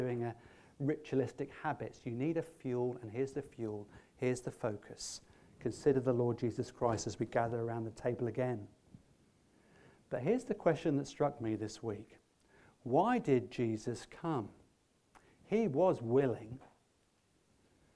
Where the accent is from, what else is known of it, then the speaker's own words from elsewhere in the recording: England, United Kingdom; we're English